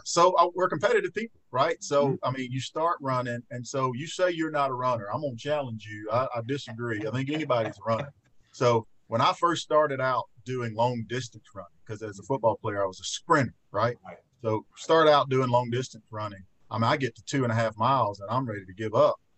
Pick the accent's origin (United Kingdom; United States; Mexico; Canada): United States; Fayette, Alabama; I spent so much time in my hometown over the last year